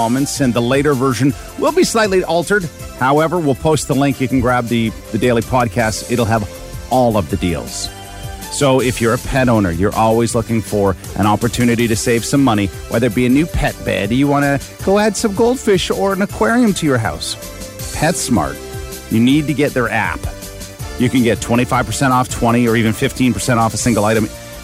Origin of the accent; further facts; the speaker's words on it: Ontario, Canada; growing up in Ripley and Chatham and good old Terre, Ontario, it's good. It was good for us.